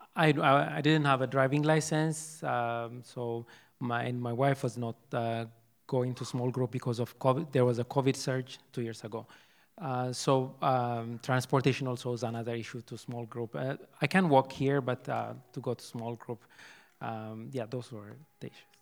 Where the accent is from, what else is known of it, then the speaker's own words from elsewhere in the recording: Ethiopia; first language Amharic; English is a second language; moved away as an adult; now in United States; I'm from Ethiopia. I speak Amharic